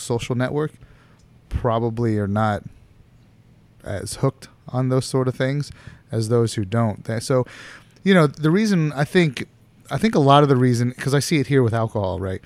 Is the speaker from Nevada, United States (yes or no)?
no; Florida, United States; I grew up in Florida